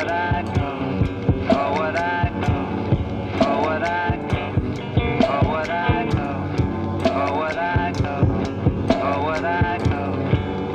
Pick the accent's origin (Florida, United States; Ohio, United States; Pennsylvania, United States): Pennsylvania, United States; Middletown; moved away as an adult; also born or lived in New York City; now in Linglestown, United States; I grew up here in Middletown, just a few minutes from the plant